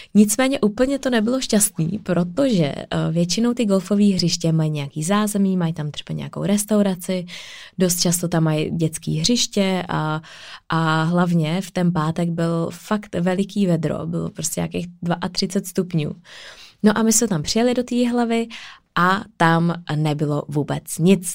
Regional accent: Czechia; já jsem Češka

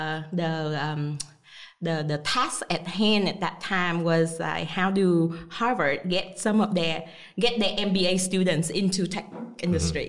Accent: Vietnam; moved away as an adult; also born or lived in United States; I was born and raised in Vietnam. So after I graduated from high school in Vietnam, I moved to the U.S.

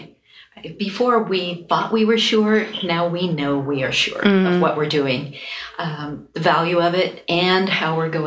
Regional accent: East Coast, United States; we're grandparents and we're from the East Coast and we are a husband and wife team

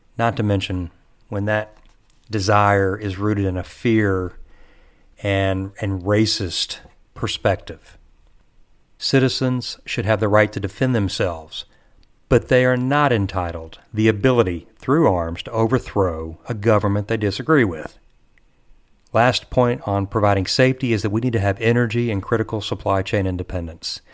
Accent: Texas, United States; I'm a Texan

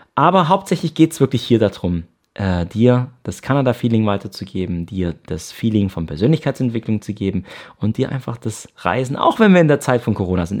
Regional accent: Ravensburg, Baden-Württemberg, Germany; moved away as an adult; also born or lived in Canada; Ich komme aus Ravensburg im Süden von Deutschland, bin hier auch aufgewachsen

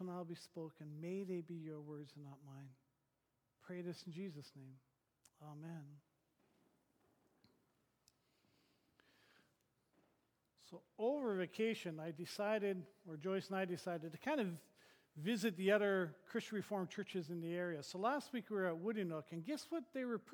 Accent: Thunder Bay, Ontario, Canada; moved away; I grew up in Northern Ontario, in Thunder Bay

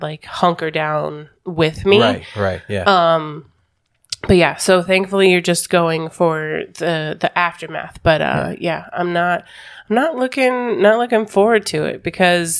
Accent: Colorado, United States; now in Florida, United States; I'm from Colorado

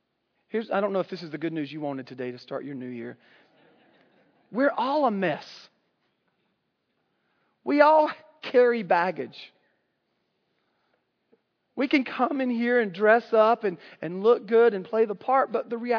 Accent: the South, United States; I grew up in the South in Southern Baptist culture

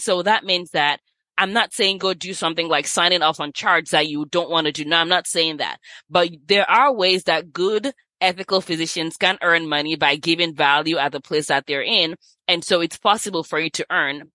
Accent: Nigeria; moved away as an adult; also born or lived in Los Angeles, United States / San Francisco, United States / New York, United States / Sacramento, United States; I was born in Nigeria, left here when I was eighteen, and lived in L A with some family members

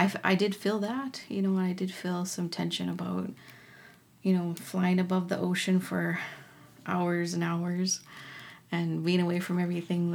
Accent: Minnesota, United States; I am an Ojibwe from Minnesota

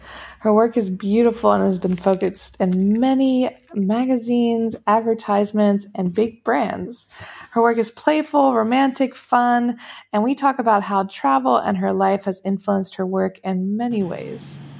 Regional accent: United States; moved away as an adult; now in Paris, France; I'm in love with creating. All things artistic and imagination involved. I'm an American girl who chased her creative dreams all the way to Paris, France, making a living using photography.

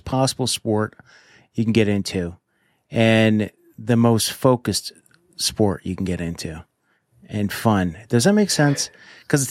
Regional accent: New Jersey, United States; I grew up in New Jersey

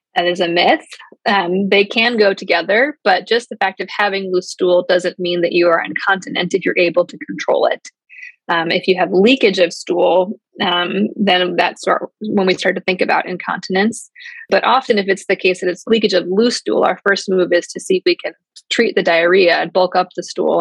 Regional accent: outside of the Chicagoland area, Illinois, United States; moved away as an adult; also born or lived in Ohio / Atlanta / Wisconsin; now in Cleveland, United States; I'm mostly from the outside of the Chicagoland area

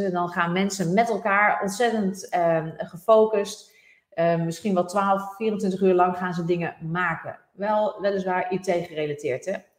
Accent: Netherlands; wij als Nederlanders

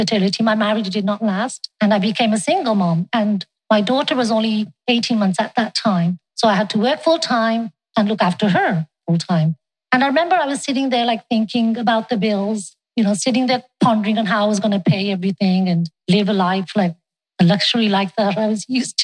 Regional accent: England, United Kingdom; now in Canada; I was born in England. I got married in Canada

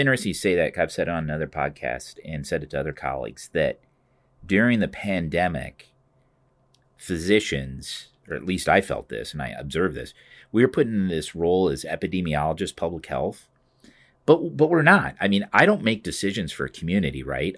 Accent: Cedar Rapids, Iowa, United States; also born or lived in Grinnell, Iowa; this is my hometown. I was born here at Saint Luke's

